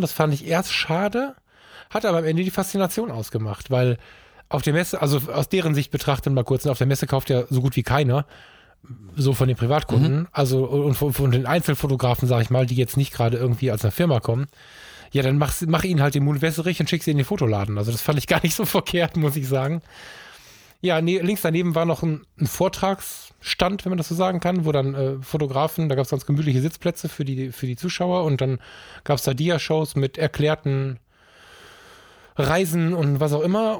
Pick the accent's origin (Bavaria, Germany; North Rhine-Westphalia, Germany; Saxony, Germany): North Rhine-Westphalia, Germany; Düsseldorf; ich bin in Düsseldorf geboren und bin unglaublich viel in Düsseldorf